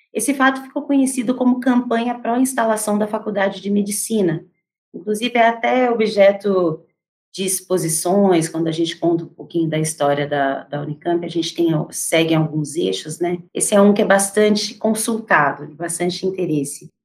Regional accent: Campinas, São Paulo, Brazil; eu sou campineira. E como muitos campineiros, eu cresci com o sonho de estudar na universidade

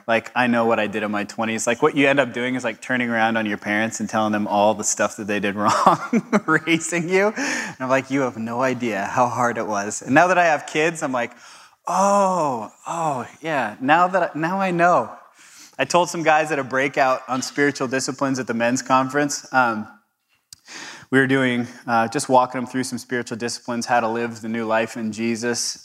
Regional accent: Southern California, United States; I'm from Southern California

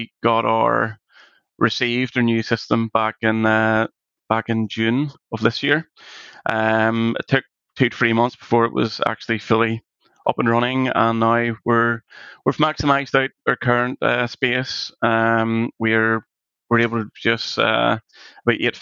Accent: Northern Ireland, United Kingdom; we're Irish, Northern Irish

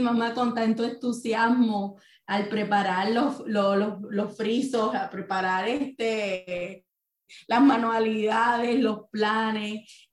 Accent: Ponce, Puerto Rico; yo vengo de Ponce

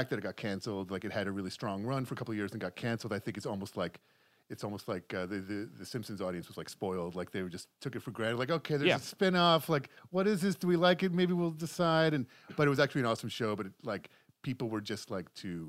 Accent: New York, United States; moved away; I'm originally from New York

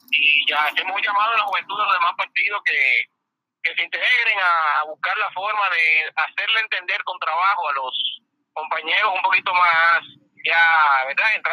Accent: Dominican Republic; now in Puerto Rico; nosotros aportamos como diáspora, como dominicanos en el exterior

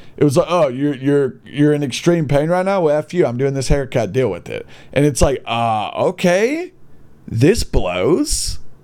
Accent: Gadsden, Alabama, United States; born or raised there

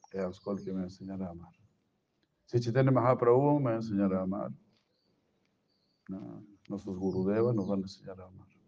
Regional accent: Brazil; Spanish is a second language; Cuando se piensa yo soy brasileiro, ah, yo eu porque nací en Brasil.

